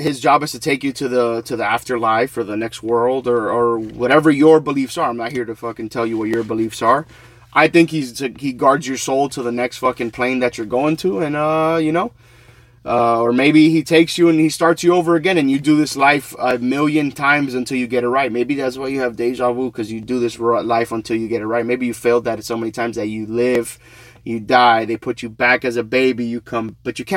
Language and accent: English; Florida, United States; also born or lived in New York; I was raised in Florida